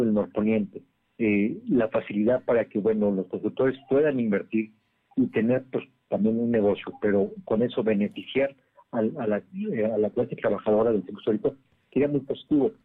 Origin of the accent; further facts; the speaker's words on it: Poblanos, Puebla, Mexico; como poblanos